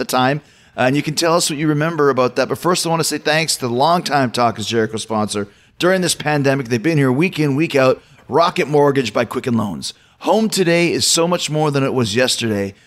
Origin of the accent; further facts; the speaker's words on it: Winnipeg, Manitoba, Canada; growing up in Winnipeg